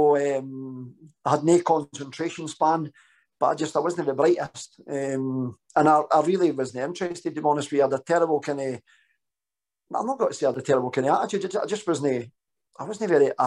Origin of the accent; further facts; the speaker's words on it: Danderhall, Scotland, United Kingdom; I grew up with an amazing mum and dad, lived in a wee village called Dander Hall